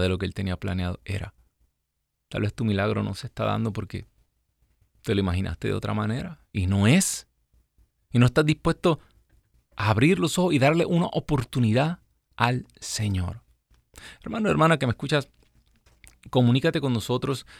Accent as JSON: {"language": "Spanish", "country": "Puerto Rico", "moved": "yes", "said": "mi gente linda allá en mi isla"}